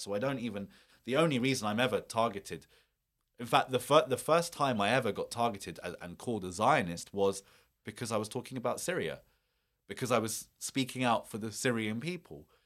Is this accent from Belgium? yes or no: no; United Kingdom; me or my community as a British Muslim